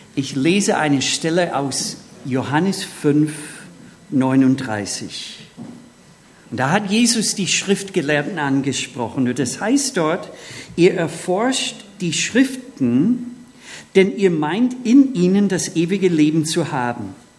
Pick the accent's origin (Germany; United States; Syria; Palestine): United States; Minnesota; moved away; Ich bin im Bundesstaat Minnesota aufgewachsen.